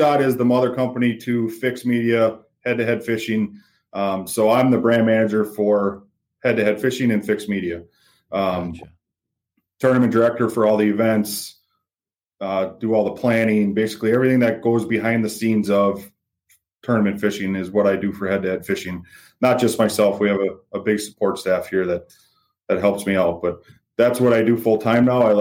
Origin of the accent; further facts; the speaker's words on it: Oneida, Wisconsin, United States; also born or lived in Seymour, Wisconsin; Grew up in Oneida, a little town right outside of Green Bay